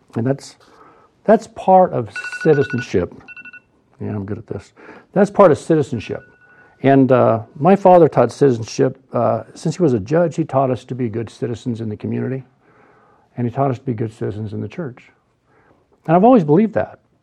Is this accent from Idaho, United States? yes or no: yes; Boise, Idaho, United States; I was raised in Boise